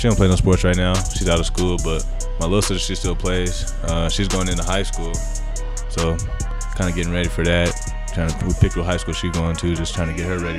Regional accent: Colorado, United States; also born or lived in Kansas; I was born in Kansas, but I lived in Colorado since I was like one.

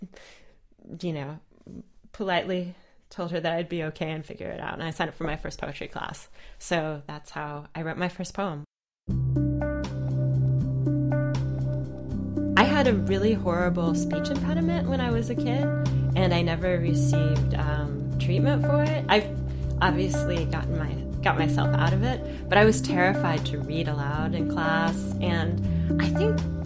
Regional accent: Virginia Beach, Virginia, United States; I grew up in Virginia Beach, Virginia

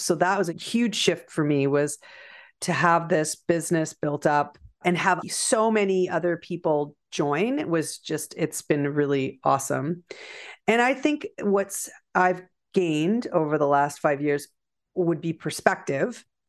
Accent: Canada; also born or lived in Prince Edward County, Ontario; I, I'm Canadian

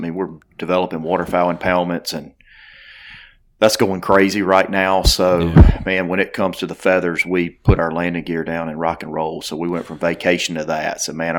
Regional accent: Theodore, Alabama, United States; I am from South Alabama, a town called Theodore, Alabama. I'm super proud of where I'm from.

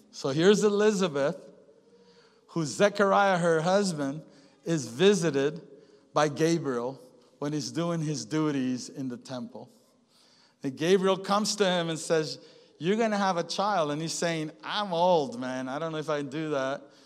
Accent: Venezuela; now in United States; we live in the good old USA and we live here, but we're from Venezuela

